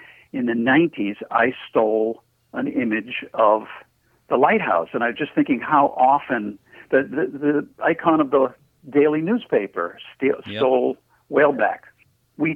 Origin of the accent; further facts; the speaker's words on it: Portsmouth, New Hampshire, United States; I have a lot to say about my hometown that isn't nice